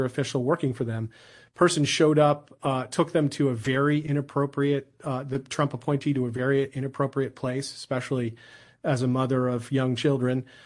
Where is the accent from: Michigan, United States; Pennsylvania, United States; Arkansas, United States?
Pennsylvania, United States; Philadelphia; my hometown of Philadelphia